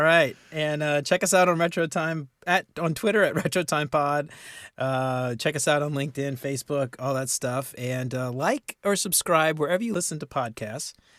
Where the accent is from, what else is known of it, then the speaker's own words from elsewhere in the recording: New Orleans, Louisiana, United States; we grew up in New Orleans